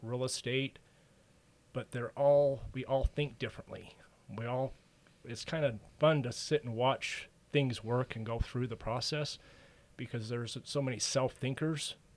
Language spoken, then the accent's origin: English; Ogden, Utah, United States; also born or lived in Francis, Utah; I grew up in the Ogden Roy area